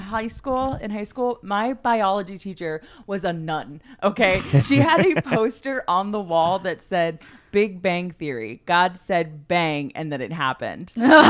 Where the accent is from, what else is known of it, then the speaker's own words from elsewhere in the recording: New Jersey, United States; moved away; growing up in Jersey